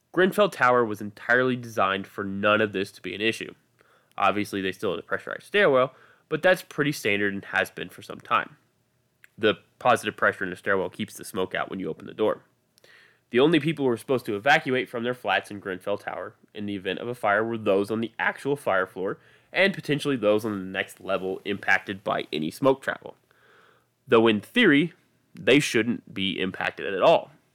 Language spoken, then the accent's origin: English; United States; I am an American